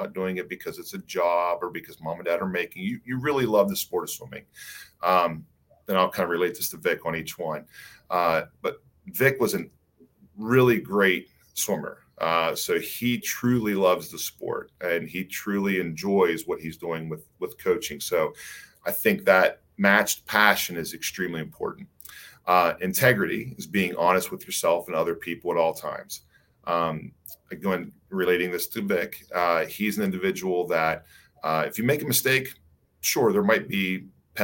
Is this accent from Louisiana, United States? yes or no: no; West Virginia, United States; I'm from West Virginia, so I'm a West Virginia guy